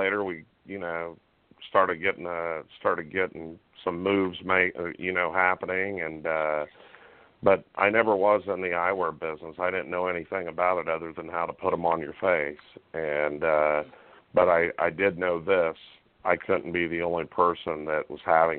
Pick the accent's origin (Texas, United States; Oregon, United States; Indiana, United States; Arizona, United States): Indiana, United States; central; I grew up and are born and raised in Indiana, central Indiana, and the great Hoosier State.